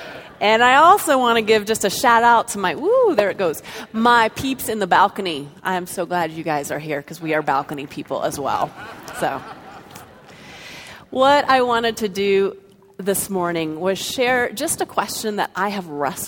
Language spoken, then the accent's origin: English; Florida, United States; born there; also born or lived in North Carolina / Colorado; even though I was born in Florida and lived in North Carolina and finally settled in Colorado, in each of the different cities or towns that we lived in, we went to a different church.